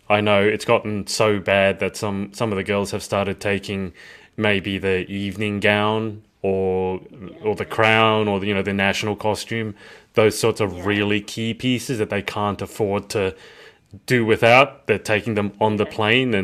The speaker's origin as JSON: {"language": "English", "country": "Australia", "said": "as an Aussie"}